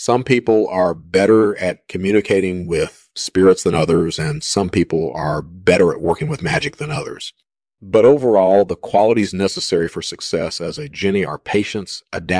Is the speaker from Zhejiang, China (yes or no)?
yes; Ningbo, Zhejiang, China; Well, I grew up in Ningpo, China, and I was always fascinated by the supernatural.